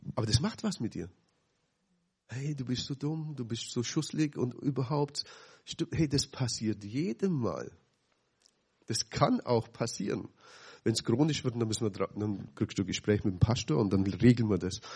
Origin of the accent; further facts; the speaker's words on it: Dillingen, Bavaria, Germany; so sieben Kilometer weg von dem Stadt, wo ich aufgewachsen bin